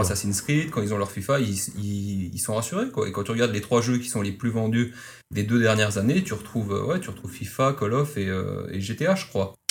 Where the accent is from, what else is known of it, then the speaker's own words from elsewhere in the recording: Lousada, Norte, Portugal; moved away; de, de Lousade, c'est vers Porto, c'est juste à côté